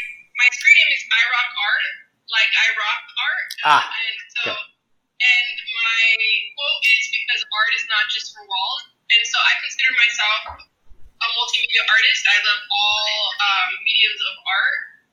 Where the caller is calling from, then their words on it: Los Angeles, California, United States; I'm calling from Los Angeles, California, Tongaland in the San Gabriel Valley.